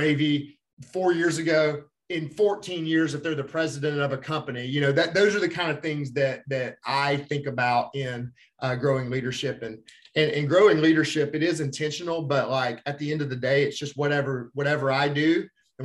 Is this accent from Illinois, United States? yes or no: no; Alabama, United States; I'm from Alabama